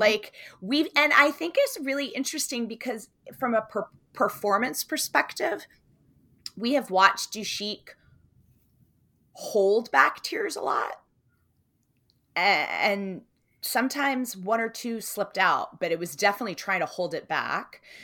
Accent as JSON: {"language": "English", "country": "United States", "said": "as an American"}